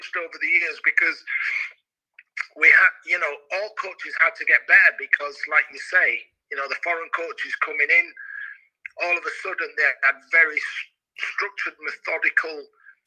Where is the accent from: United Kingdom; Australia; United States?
United Kingdom; Leeds, Yorkshire and the Humber; Leeds, where it's my hometown club